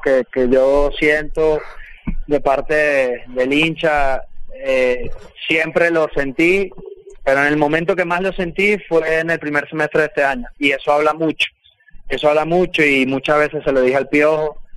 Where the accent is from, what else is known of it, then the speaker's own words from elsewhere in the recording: Venezuela; moved away; fui el primero venezolano en estar en ese 11